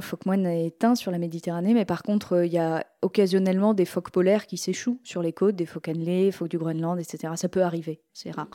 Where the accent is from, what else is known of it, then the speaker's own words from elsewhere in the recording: Normandy, France; j'ai été élevée par des potiers un petit peu hippies en Normandie